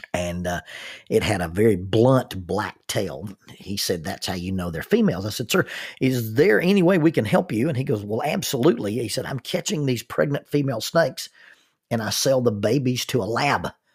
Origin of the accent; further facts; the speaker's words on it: the South, United States; I'm a, a minister and I'm from the South